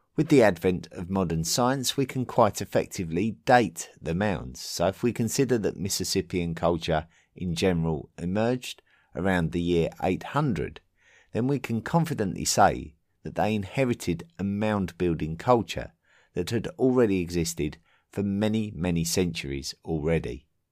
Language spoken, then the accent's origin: English; England, United Kingdom; in my home country of England